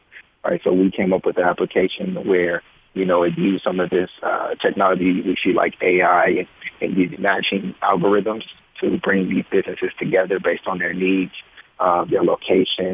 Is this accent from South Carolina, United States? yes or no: no; Richmond, California, United States; also born or lived in San Jose; I'm originally from Richmond, California, graduated from Richmond High School